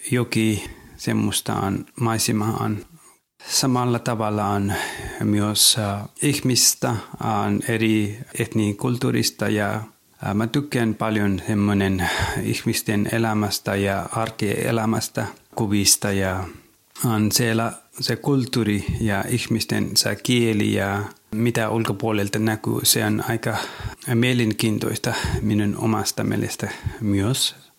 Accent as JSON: {"language": "Finnish", "country": "Nepal", "second_language": "Finnish", "moved": "yes", "lives_now": "Finland", "said": "Olin kotoisin Nepalista"}